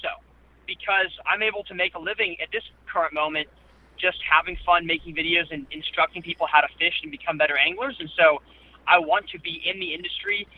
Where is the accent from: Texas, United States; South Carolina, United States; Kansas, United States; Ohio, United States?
Texas, United States; Lake Travis; I grew up in Lake Travis, Texas, which is just west of Austin